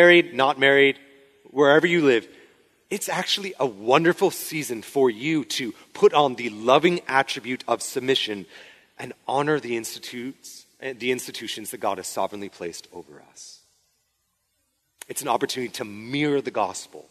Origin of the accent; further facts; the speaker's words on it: Spokane, Washington, United States; moved away; a church where I grew up in Spokane